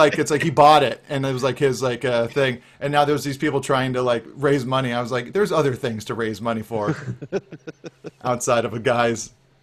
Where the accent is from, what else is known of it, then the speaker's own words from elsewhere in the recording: San Diego, California, United States; It represents all aspects of my strange existence, including growing up in San Diego suburbia as a disaffected teenage skateboarder.